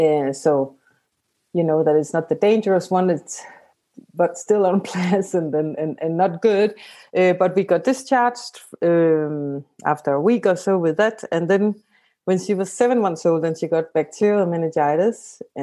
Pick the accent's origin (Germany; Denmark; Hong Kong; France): Denmark; So I'm from Denmark.